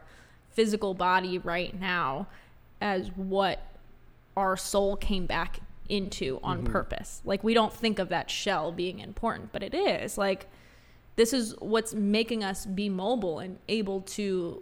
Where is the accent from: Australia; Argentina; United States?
United States; Florida; growing up in Florida